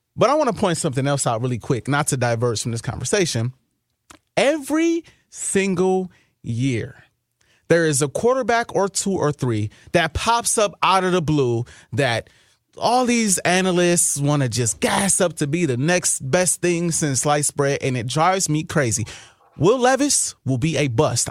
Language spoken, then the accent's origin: English; Wisconsin, United States; now in Minnesota, United States; I'm from Wisconsin